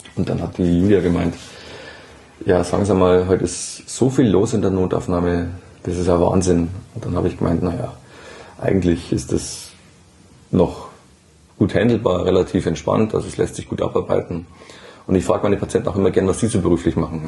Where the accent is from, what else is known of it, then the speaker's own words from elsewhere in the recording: Burgmühl, Bavaria, Germany; ich bin äh, in Burgmühl aufgewachsen